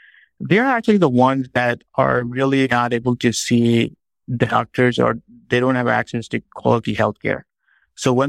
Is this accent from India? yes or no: no; Pakistan; moved away as an adult; now in United States; I grew up in Pakistan. I was born there. And then I moved to the United States, where I pursued my training in medicine and in oncology.